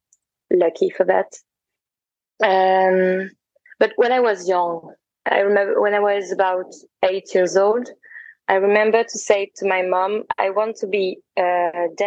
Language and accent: English; France; also born or lived in Paris; I grew up in France, and I was in Paris for a while, and now I'm traveling.